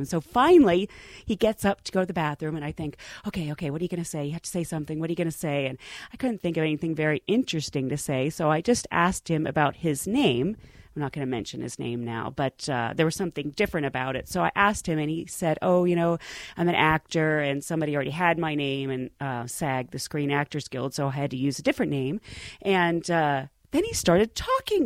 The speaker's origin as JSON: {"language": "English", "town": "Pittsburgh", "region": "Pennsylvania", "country": "United States", "said": "I'm a girl from Pittsburgh. I'm one of 10 kids. My parents had no money"}